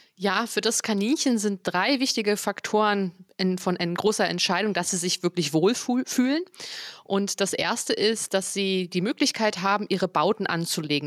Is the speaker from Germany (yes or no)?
yes; near Potsdam, Brandenburg, Germany; moved away as an adult; now in Frankfurt, Germany; Ich bin ja eigentlich aus der Nähe von Potsdam